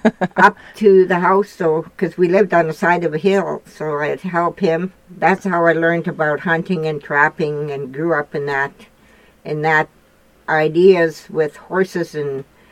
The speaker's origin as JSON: {"language": "English", "town": "Roche Percée", "region": "Saskatchewan", "country": "Canada", "tie": "born or raised there", "said": "I grew up in the Roche Percée, Saskatchewan, down by the American border, and my grandfather and grandmother raised me. And because my dad went to war, I was born 2 days after the Second World War"}